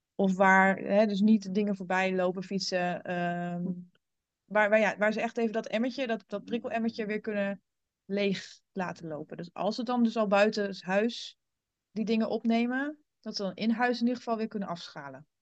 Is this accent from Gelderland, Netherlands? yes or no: yes; German border area, Gelderland, Netherlands; also born or lived in Rotterdam; ik ben opgegroeid in het Duitse gebied. In de, ik woon in de Achterhoek.